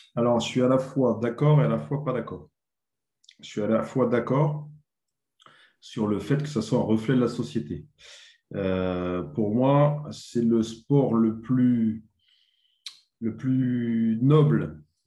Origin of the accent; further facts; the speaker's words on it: Dijon, Bourgogne-Franche-Comté, France; moved away as an adult; now in Bordeaux, France; je suis originaire de Bourgogne. Je suis né à Dijon, en Bourgogne. Donc, de 7 ans à 20 ans, j'ai joué dans, deux petits clubs en Bourgogne